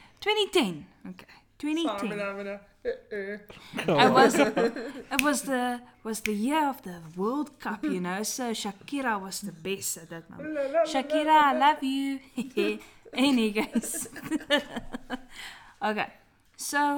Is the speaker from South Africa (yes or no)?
yes; South Africa; accent: Afrikaans English; I'm from South Africa and I'm very Afrikaans.